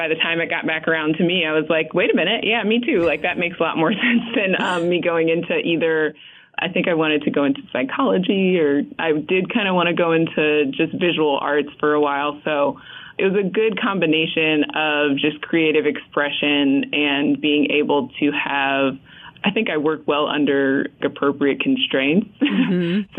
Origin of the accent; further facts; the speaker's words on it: New York, United States; also born or lived in New Jersey / Atlanta; I'm technically from New York and New Jersey by way of Atlanta